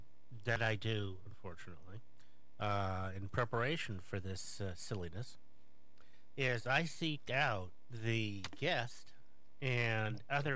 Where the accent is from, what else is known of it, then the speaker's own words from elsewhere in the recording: Los Angeles, California, United States; I was born in Kaiser Sunset.